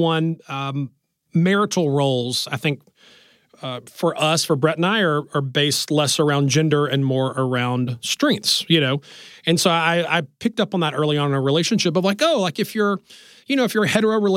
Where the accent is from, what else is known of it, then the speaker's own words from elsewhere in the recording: Alabama, United States; I grew up in Alabama